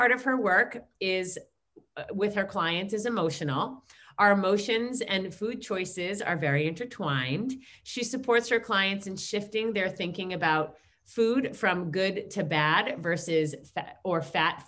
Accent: New York, United States; we're all from New York

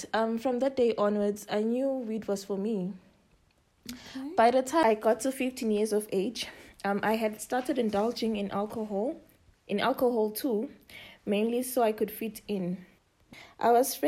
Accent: Nhlangano, Shiselweni, Eswatini; now in Johannesburg, South Africa; I hail from Hlangano in the Shiseleni region, but I'm currently based in Johannesburg.

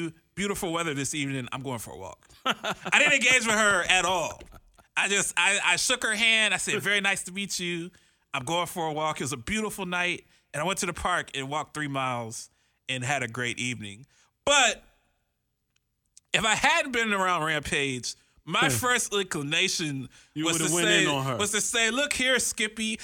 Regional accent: Columbus, Ohio, United States; now in Phoenix, United States; I'm not from New York. I'm from Columbus, Ohio. I'm from the Midwest where they have cows and stuff

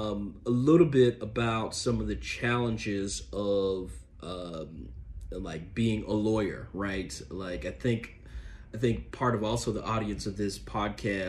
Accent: Memphis, Tennessee, United States; now in Washington, D.C., United States; I'm from Memphis

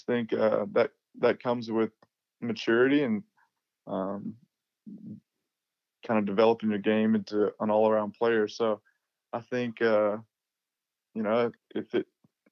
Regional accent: Little Rock, Mississippi, United States; growing up in Mississippi

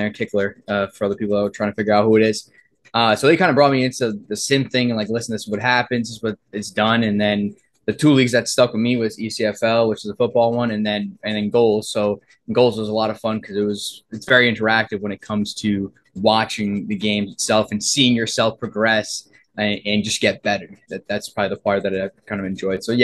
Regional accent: East Coast, United States; I mean, I grew up in the East Coast, so it's either you play it or you're surrounded by it.

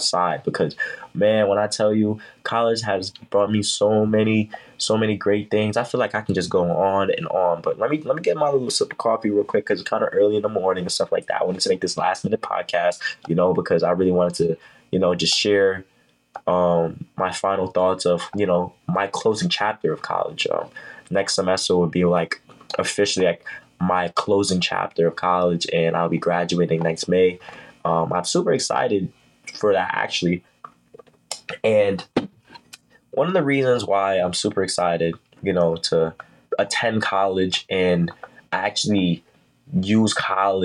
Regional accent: New York City, New York, United States; I'm from New York City.

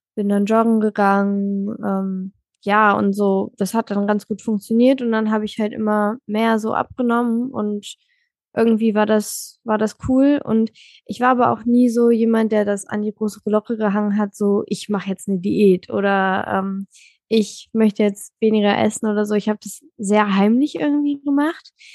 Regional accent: Germany; now in Hamburg, Germany; Also ich komme aus Deutschland.

